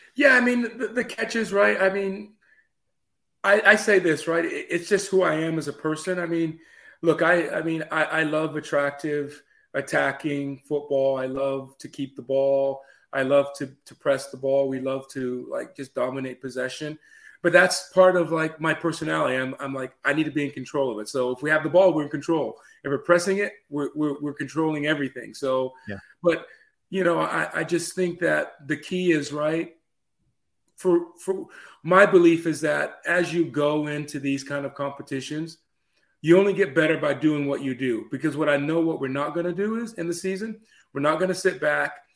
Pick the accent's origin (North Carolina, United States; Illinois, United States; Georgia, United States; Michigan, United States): Georgia, United States; Atlanta; now in Chattanooga, United States; I actually grew up down in Atlanta, so I, I grew up in Atlanta.